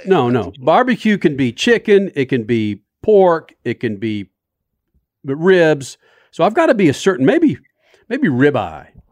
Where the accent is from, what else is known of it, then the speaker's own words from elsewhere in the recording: Carrollton, Texas, United States; I was raised in Carrollton. These are suburbs of, of Dallas.